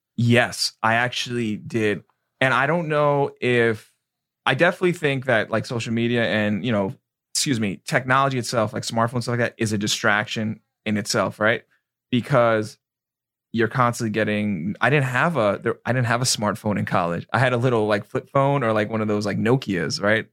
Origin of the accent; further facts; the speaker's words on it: New York, United States; now in Florida, United States; I'm from New York